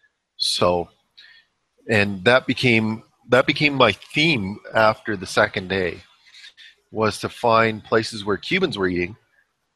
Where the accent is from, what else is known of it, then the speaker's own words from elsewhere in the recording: Canada; as a Canadian